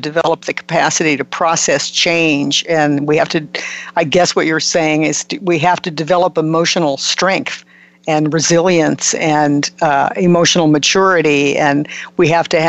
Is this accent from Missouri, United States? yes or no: yes; Missouri, United States; I'm from Missouri also